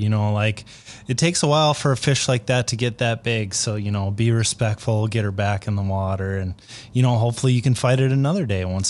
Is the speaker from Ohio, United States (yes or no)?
no; Minnesota, United States; I am from Minnesota